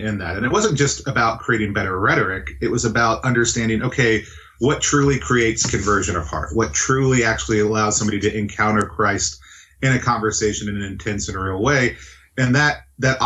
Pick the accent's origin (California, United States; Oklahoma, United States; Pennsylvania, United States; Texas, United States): Texas, United States; the South; now in Pacific Northwest, United States; I grew up in the South